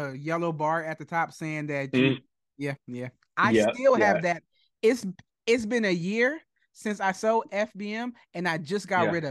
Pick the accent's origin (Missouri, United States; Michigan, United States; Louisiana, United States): Michigan, United States; Detroit; I'm from Detroit. I'm born and raised in Detroit.